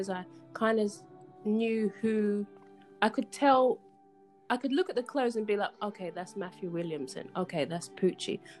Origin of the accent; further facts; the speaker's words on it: London, United Kingdom; I'm an embroidery designer from London. I'm half Ghanaian, half Nigerian, but was born and raised pretty much in East London.